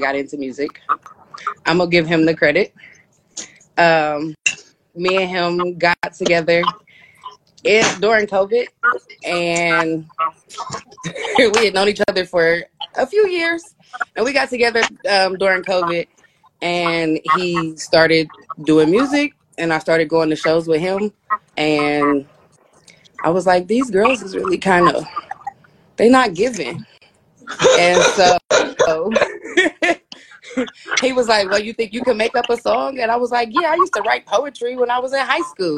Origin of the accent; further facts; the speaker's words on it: Columbus, Ohio, United States; also born or lived in Dayton, Ohio; I'm from Columbus, Ohio